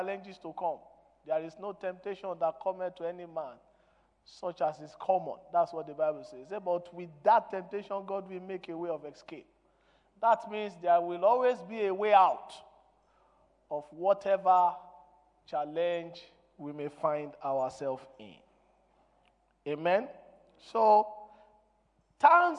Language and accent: English; Nigeria; English is a second language; I am a Nigerian, I'm not an Englishman.